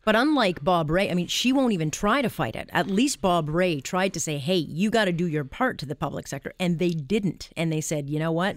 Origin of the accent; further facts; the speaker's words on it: Canada; our country